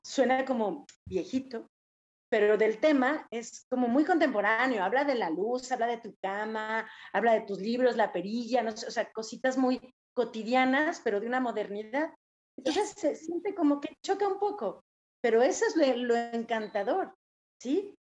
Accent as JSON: {"language": "Spanish", "country": "Mexico", "said": "nosotros como mexicanos, no somos totalmente indígenas"}